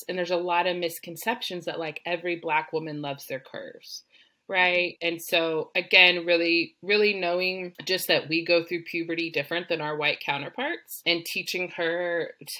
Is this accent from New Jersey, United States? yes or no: no; Texas, United States; I grew up in Texas